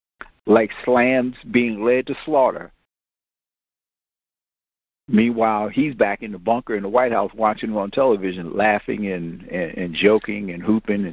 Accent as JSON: {"language": "English", "town": "Washington", "region": "District of Columbia", "country": "United States", "tie": "born or raised there", "said": "me growing up in Washington"}